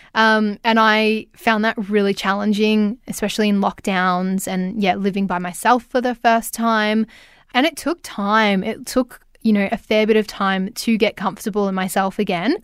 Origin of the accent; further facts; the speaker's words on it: Ballarat, Victoria, Australia; now in Melbourne, Australia; I'm from Ballarat and live in Melbourne